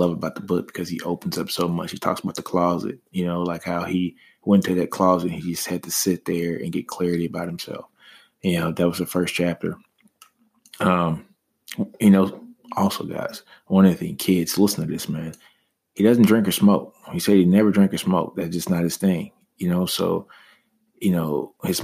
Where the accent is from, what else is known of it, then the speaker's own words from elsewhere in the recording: Shreveport, Louisiana, United States; I grew up in Motown, which is in Shreveport, Louisiana